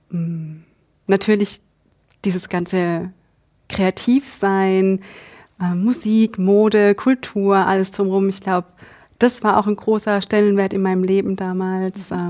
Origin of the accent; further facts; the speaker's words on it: Egypt; German is a second language; now in Germany; Ich komme aus Ägypten.